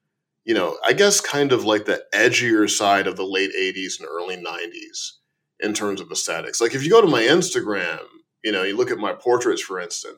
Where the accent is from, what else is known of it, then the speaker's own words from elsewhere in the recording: Chicago, Illinois, United States; born there; but I'm going to call it Blame because I was born in Chicago.